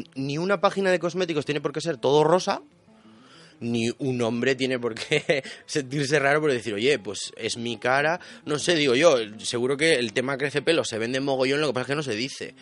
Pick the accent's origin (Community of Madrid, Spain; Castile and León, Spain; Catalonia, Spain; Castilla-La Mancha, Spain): Castile and León, Spain; León; yo soy de León